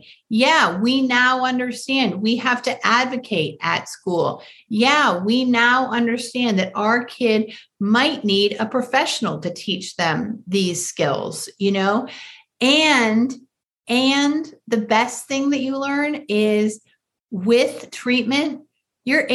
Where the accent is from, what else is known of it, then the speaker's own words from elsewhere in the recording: Michigan, United States; I grew up in Michigan